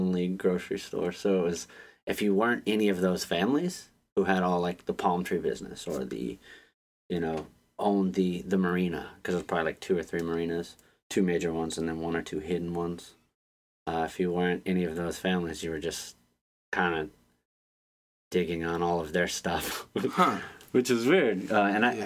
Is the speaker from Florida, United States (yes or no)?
yes; Pine Island, Florida, United States; moved away as an adult; now in Baltimore, United States; Then we went down to South Florida. It was like Fort Myers, Pine Island. And I spent 20 years on an island.